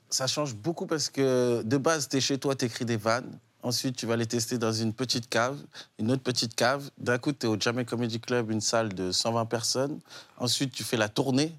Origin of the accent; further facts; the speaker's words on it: Évreux, Normandy, France; also born or lived in Mantes-la-Jolie; Donc je viens d'Évreux, le 27